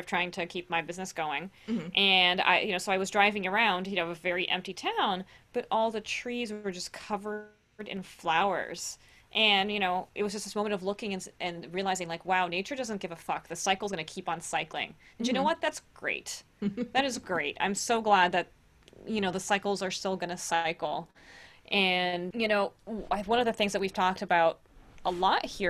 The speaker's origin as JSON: {"language": "English", "country": "Brazil", "tie": "born or raised there", "moved": "yes", "lives_now": "United States", "said": "being Brazilian, right, I grew up in Brazil"}